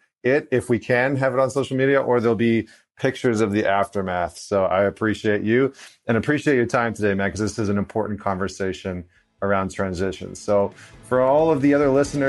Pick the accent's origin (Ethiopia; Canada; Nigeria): Canada; as a Canadian